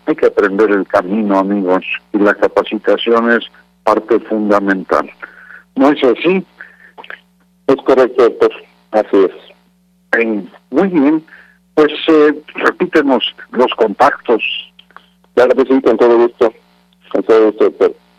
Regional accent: Mexico; como mexicanos

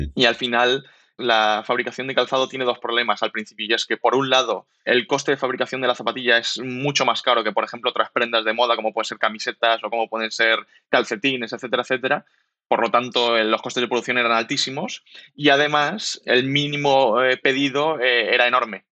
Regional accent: Alicante, Valencian Community, Spain; moved away as an adult; now in Valencia, Spain; somos alicantinos los tres, por eso nos metimos en calzado y hace tres años aproximadamente estamos viviendo en Valencia

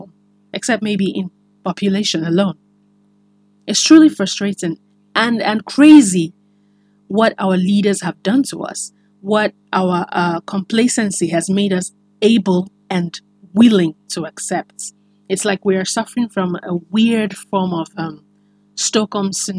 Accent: Nigeria; as a Nigerian

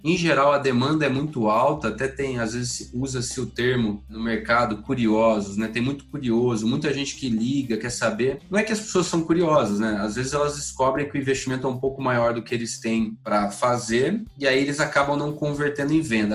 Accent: Sumaré, São Paulo, Brazil; moved away as an adult; nasci no interior de São Paulo, sou da cidade de Sumaré

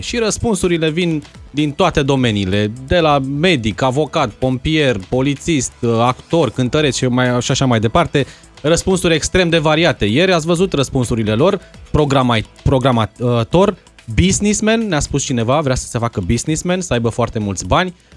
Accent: Timișoara, Timiș County, Romania; moved away as an adult; now in Bucharest, Romania; nu vreau să plec din Timișoara

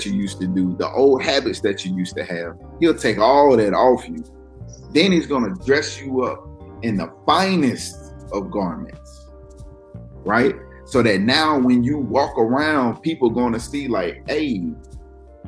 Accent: the South, United States; I'm from the South

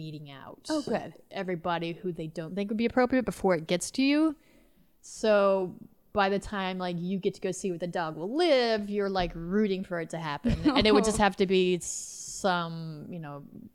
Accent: Gordonville, Missouri, United States; I grew up on a farm in Missouri.

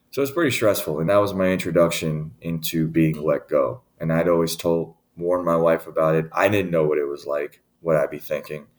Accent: Richmond, Virginia, United States; moved away as an adult; also born or lived in Newport News, Virginia / Nashville, Tennessee / Saginaw, Michigan; now in Michigan, United States; I grew up in Richmond, Virginia

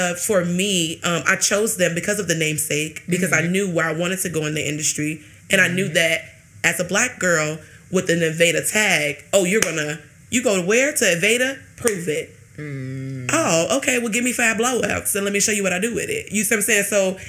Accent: Jamaica; I hate to say this arrogantly, but I'm a Jamaican woman.

